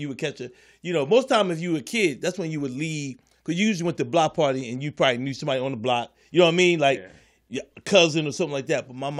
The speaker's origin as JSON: {"language": "English", "town": "Philadelphia", "region": "Pennsylvania", "country": "United States", "tie": "born or raised there", "said": "we grew up in Philly."}